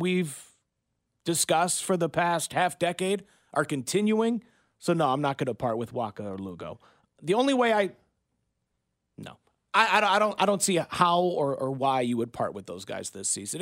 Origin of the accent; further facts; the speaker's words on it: Michigan, United States; moved away as an adult; now in Kansas City, United States; I grew up in Michigan